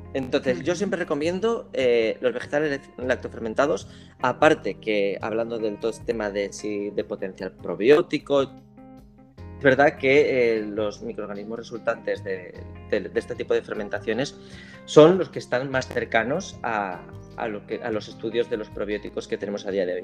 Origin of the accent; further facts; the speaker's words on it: Navarre, Spain; como buen navarro